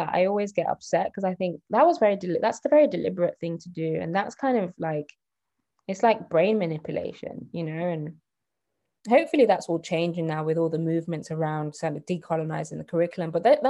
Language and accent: English; Nigeria; But, so for example, I'm Nigerian. Most Nigerians I talk to are super forward thinking.